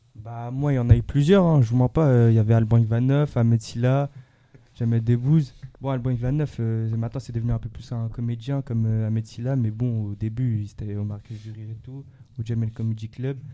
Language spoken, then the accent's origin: French; Nanterre, Île-de-France, France; moved away as an adult; now in Dubai, United Arab Emirates; Actuellement, j'habite sur Dubaï, mais je suis d'origine de Nanterre, dans le 92